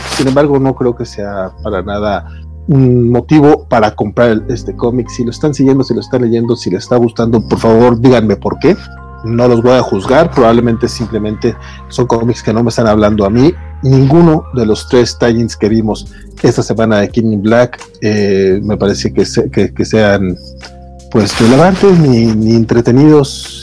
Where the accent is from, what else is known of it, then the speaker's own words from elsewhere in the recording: Mexico; como buen mexicano, ah. tengo nombre compuesto